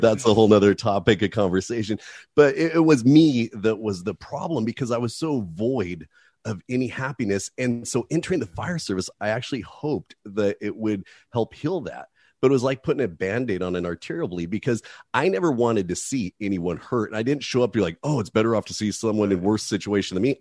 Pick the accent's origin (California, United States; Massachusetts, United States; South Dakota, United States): California, United States; Hemet; also born or lived in Oakland, California; running amuck around a little town named Hemet, California